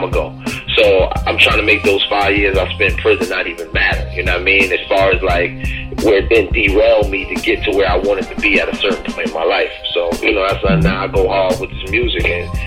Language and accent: English; Albany, New York, United States; now in Brooklyn, United States; I was born in Albany, New York, which is upstate